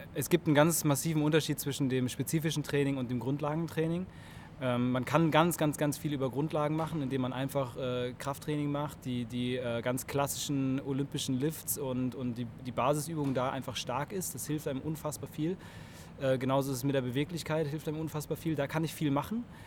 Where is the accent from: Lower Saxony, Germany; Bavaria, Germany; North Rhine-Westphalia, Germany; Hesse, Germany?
North Rhine-Westphalia, Germany; Cologne; ich bin 33 äh, Jahre aus Köln